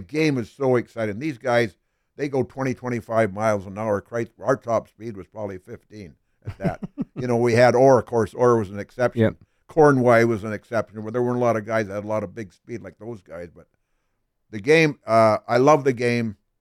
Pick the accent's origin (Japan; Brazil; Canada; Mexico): Canada; British Columbia; moved away as an adult; also born or lived in Smithers, British Columbia; now in Philadelphia, United States; I'm still a Canadian citizen